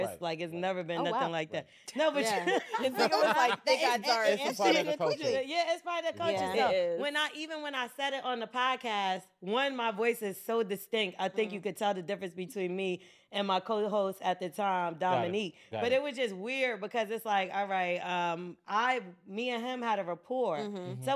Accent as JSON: {"language": "English", "region": "New Jersey", "country": "United States", "tie": "born or raised there", "said": "where I grew up in Jersey, it's a bunch of us that went to school in the same area"}